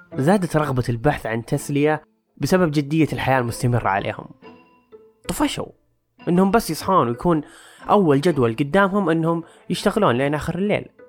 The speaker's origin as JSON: {"language": "Arabic", "country": "Saudi Arabia", "said": "عندنا بالسعودية"}